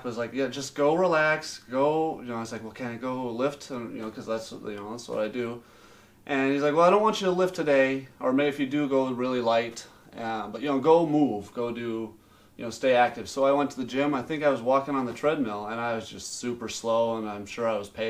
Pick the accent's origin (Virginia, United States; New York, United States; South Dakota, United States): South Dakota, United States; Sioux Falls; I'm from Sioux Falls originally.